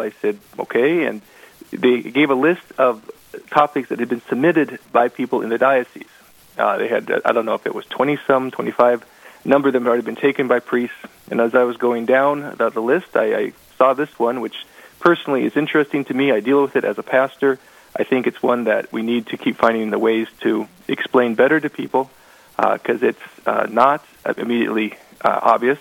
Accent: Portland, Oregon, United States; also born or lived in Vancouver, Washington; now in Velva, United States; I'm not a native North Dakotan. I came from Oregon. I was born in Portland, Oregon, raised as a as a Baptist

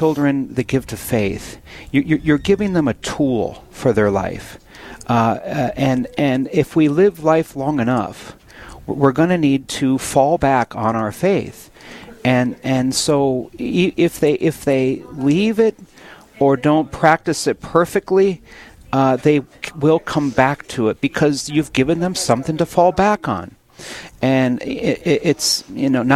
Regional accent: Williston, North Dakota, United States; I was up in Williston for a wedding on Saturday, a week ago Saturday. And that's my hometown

